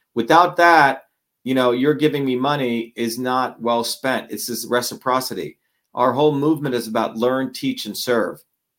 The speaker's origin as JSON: {"language": "English", "region": "New Jersey", "country": "United States", "tie": "born or raised there", "said": "You know, I grew up with nothing. I grew up in Jersey."}